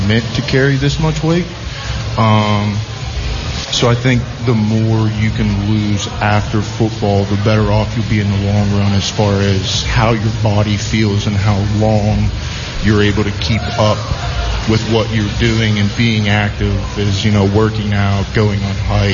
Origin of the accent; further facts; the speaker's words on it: Sarahsville, Ohio, United States; I'm from a super small town. Nobody comes to small town Ohio looking for Division I athletes.